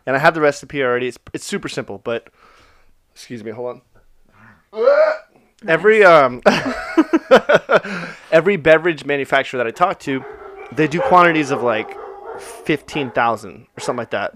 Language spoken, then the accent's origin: English; Orange, California, United States; I was born in Orange, the city of Orange